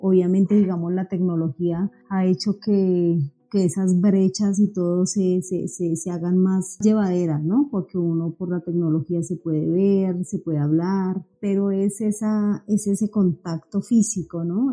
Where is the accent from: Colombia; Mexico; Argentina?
Colombia; Bogotá; yo soy una bogotana